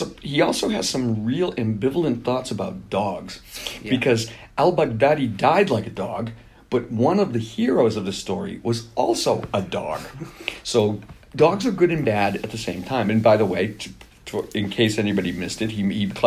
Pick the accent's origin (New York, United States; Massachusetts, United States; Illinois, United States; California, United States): Massachusetts, United States; Boston; I'm from Boston.